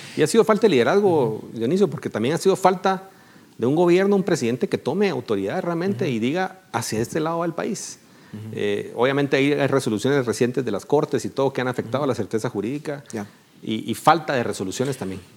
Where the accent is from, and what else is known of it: Guatemala